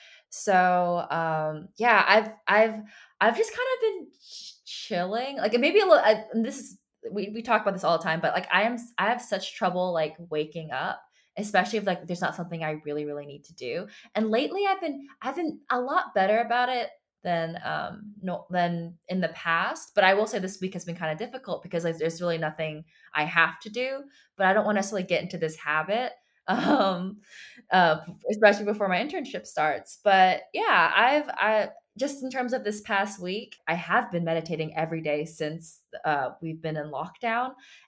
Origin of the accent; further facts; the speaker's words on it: United States; first language Chinese; I was born in America. My parents are from China. And when I was younger, I knew how to speak Chinese first